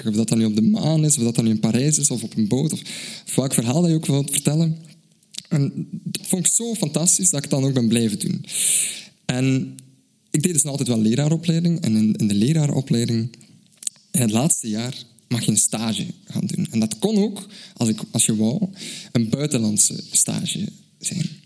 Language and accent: Dutch; Belgium; uit België.